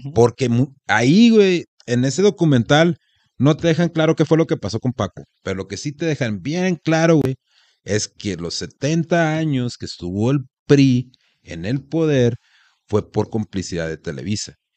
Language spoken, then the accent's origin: Spanish; Mexico; Como mexicanos